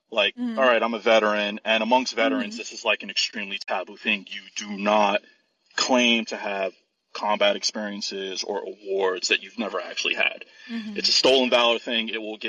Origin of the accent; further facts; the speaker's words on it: New York, United States; I grew up in New York